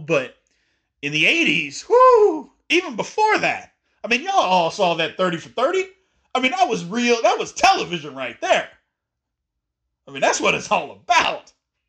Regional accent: Louisville, Kentucky, United States; also born or lived in Indiana / Kansas State; I grew up in Louisville. I'm a diehard Louisville fan

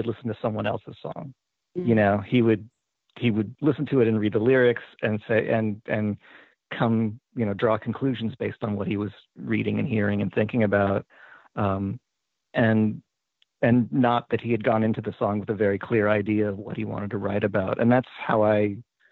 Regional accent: Tacoma, Washington, United States; moved away; I grew up in Tacoma, Washington, up in the Puget Sound, and I haven't lived there for a really long time

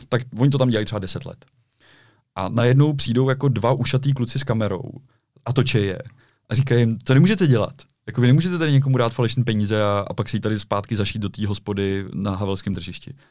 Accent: Prague, Czechia; já jsem Čech, já jsem Pražák

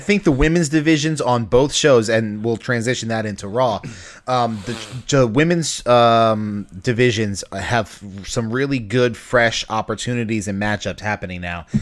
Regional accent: Baltimore, Maryland, United States; I'm from Baltimore

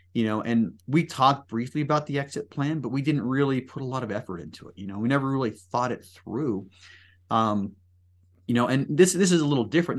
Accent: Salt Lake City, Utah, United States; born and raised in the Salt Lake City area

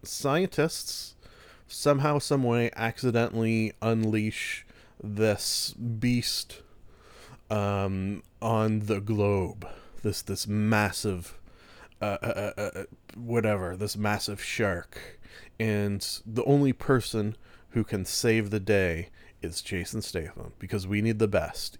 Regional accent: Canada; being a Canadian

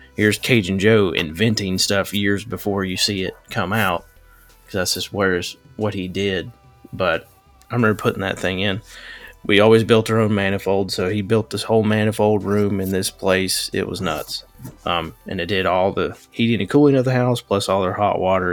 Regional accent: Western North Carolina, United States; I grew up in Western North Carolina, a little bitty area.

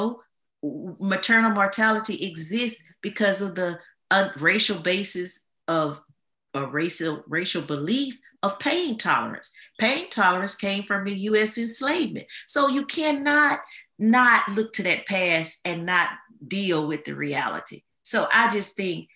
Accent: Louisiana, United States; I'm from Louisiana.

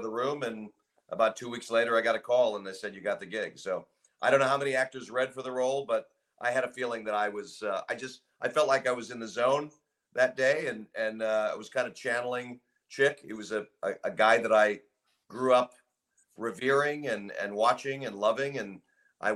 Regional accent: Los Angeles, California, United States; I grew up in Brentwood, Santa Monica

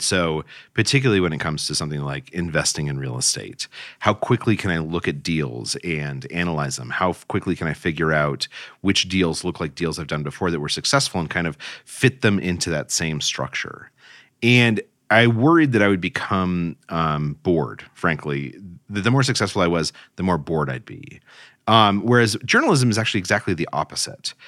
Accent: Albuquerque, New Mexico, United States; moved away as an adult; also born or lived in Cairo / East Coast; I grew up in Albuquerque, New Mexico, and then left to go to college on the East Coast

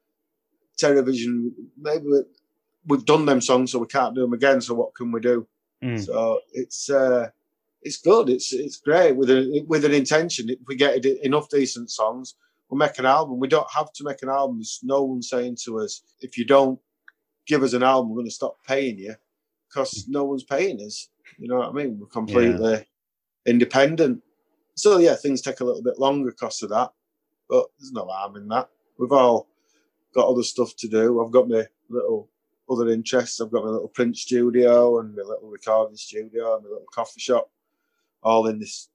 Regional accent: Bradford, Yorkshire and the Humber, United Kingdom; because I'm from Bradford

